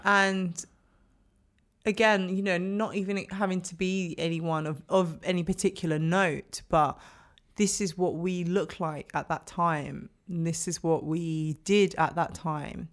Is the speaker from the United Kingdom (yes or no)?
yes; London, United Kingdom; growing up in London